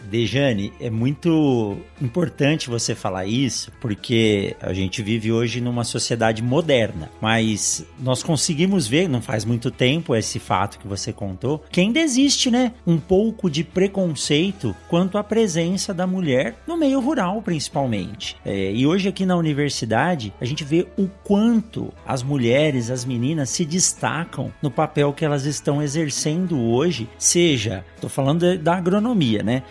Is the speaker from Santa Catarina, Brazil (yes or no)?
no; São Paulo, Brazil; Eu nasci em São Paulo de pequeno pequeno tinha pouco contato com o campo